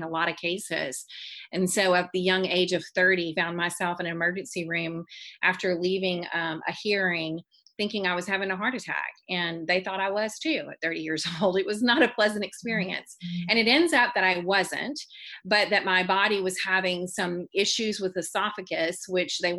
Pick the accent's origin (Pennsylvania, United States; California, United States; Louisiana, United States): Louisiana, United States; Baton Rouge; I'm from Baton Rouge, Louisiana